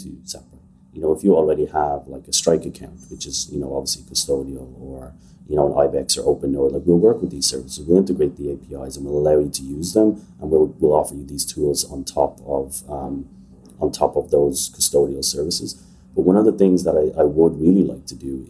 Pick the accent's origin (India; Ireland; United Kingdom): Ireland; So I'm Irish. I grew up in Ireland.